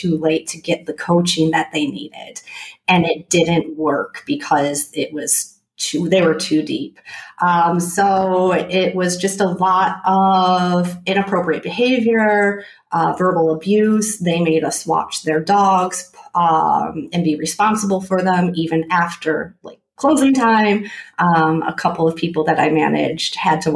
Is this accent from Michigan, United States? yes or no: yes; Michigan, United States; moved away as an adult; also born or lived in Philadelphia; I was born and raised in Michigan